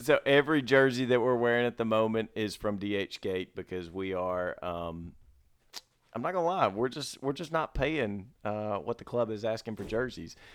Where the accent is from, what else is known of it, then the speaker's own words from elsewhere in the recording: Mississippi, United States; now in Dallas, United States; I'm from Mississippi